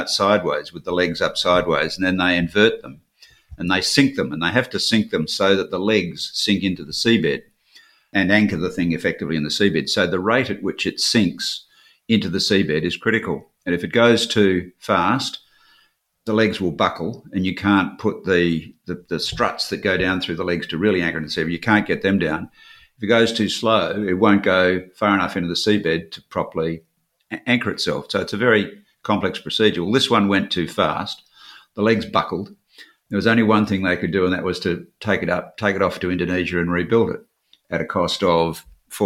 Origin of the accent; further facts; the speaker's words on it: Perth, Western Australia, Australia; growing up in Western Australia